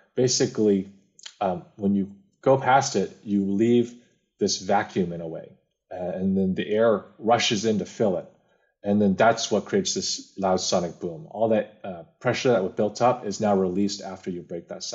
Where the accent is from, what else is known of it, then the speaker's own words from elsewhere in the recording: Bay Area, California, United States; I grew up in the Bay Area, California